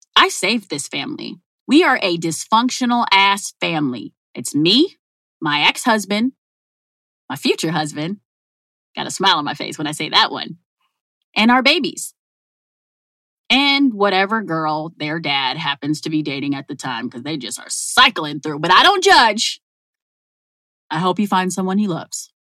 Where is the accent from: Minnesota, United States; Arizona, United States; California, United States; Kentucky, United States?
Minnesota, United States; Minneapolis; I grew up in North Minneapolis.